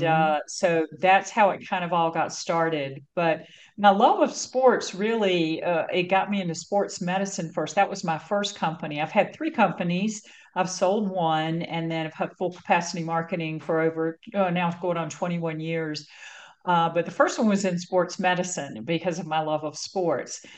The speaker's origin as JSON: {"language": "English", "region": "North Carolina", "country": "United States", "tie": "born or raised there", "moved": "as an adult", "lives_now": "California, United States", "said": "growing up in North Carolina, one of the reasons I left was that I got a lot of pressure to like be married and have children"}